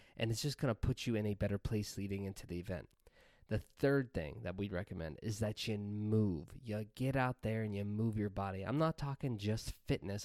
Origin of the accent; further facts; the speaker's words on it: Pennsylvania, United States; moved away as an adult; we recently relocated to Pennsylvania, back to my hometown